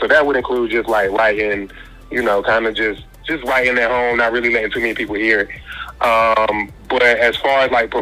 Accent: Greensboro, North Carolina, United States; also born or lived in Durham, North Carolina; I'm from Greensboro, North Carolina

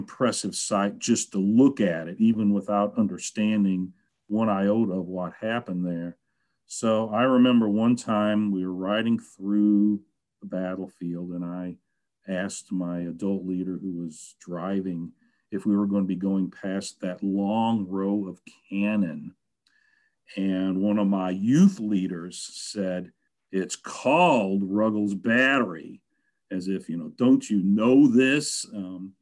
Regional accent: St. Louis, Missouri, United States; moved away; I grew up in St. Louis

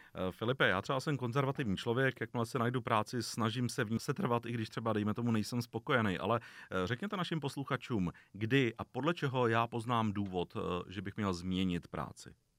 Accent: Czechia; Jako Češi jsme většinou, nebo aspoň vnímám, konzervativní národ

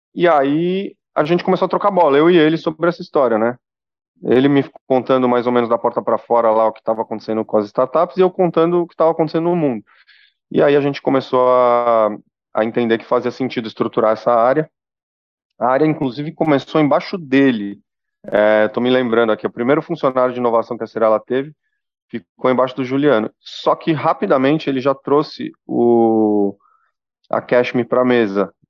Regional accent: Brazil; also born or lived in São Paulo; A gente é brasileiro

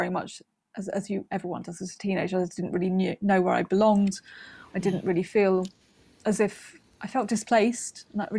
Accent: Wales, United Kingdom; I think I felt a massive disconnect from my Welshness, if you can put it like that, for a long ti

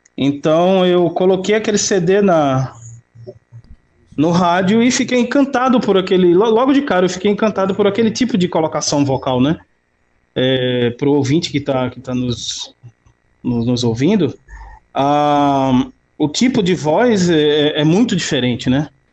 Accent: Recife, Pernambuco, Brazil; Eu nasci no, numa comunidade muito, muito pobre. A comunidade se chama eh, Mangueira, é, o, o bairro da Mangueira, né, que fica na, na zona oeste da, da cidade do Recife

